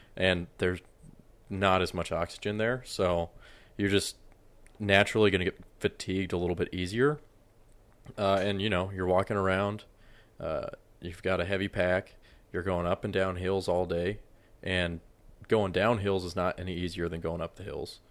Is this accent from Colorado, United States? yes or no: yes; Colorado, United States; I grew up in Colorado